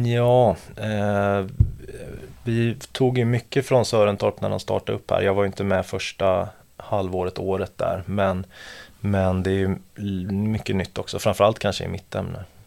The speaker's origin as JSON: {"language": "Swedish", "town": "Gothenburg", "region": "Västra Götaland", "country": "Sweden", "moved": "as an adult", "lives_now": "Stockholm, Sweden", "said": "jag är från Göteborg från början"}